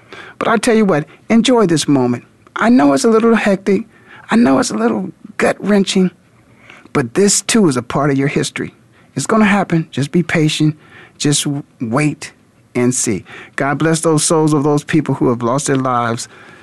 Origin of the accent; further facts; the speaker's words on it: Canton, Ohio, United States; I grew up in Canton, Ohio